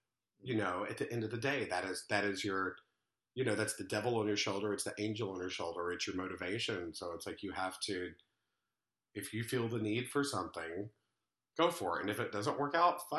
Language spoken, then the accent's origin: English; Little Rock, Arkansas, United States; also born or lived in Oxford, Mississippi; now in New York, United States; I'm from Little Rock, Arkansas.